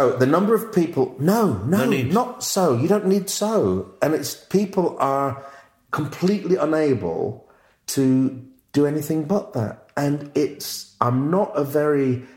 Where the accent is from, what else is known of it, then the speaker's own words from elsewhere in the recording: Yorkshire and the Humber, United Kingdom; I'm from Yorkshire